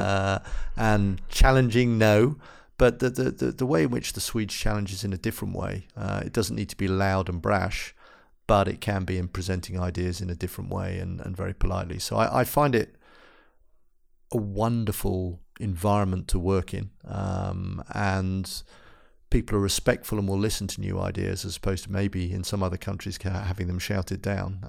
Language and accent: English; London, United Kingdom; moved away as an adult; now in Gothenburg, Sweden; I'm from England